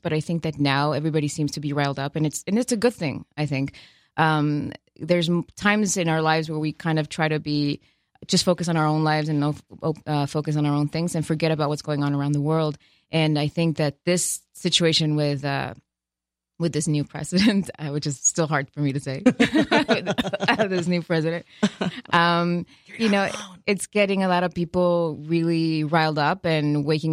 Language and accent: English; Tijuana, Baja California, Mexico; moved away as an adult; now in Los Angeles, United States; I'm from Tijuana